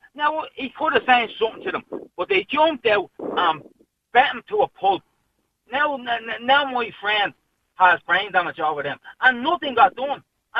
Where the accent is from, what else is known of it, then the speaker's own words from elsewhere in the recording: Dublin, Leinster, Ireland; I come from Pear Street